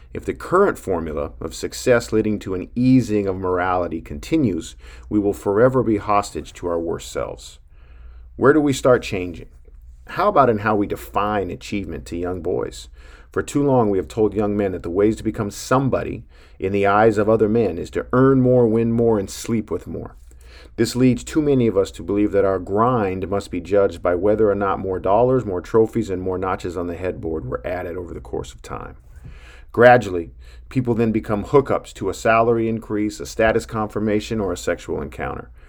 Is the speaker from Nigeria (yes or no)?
no; Billings, Montana, United States; growing up in Billings, Montana